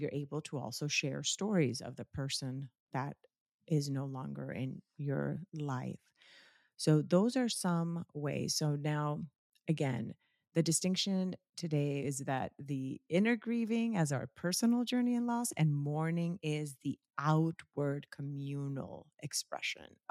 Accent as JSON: {"language": "English", "country": "Colombia", "tie": "born or raised there", "moved": "yes", "said": "I grew up in Colombia, and in Colombia, the primary religion in Colombia is Catholicism"}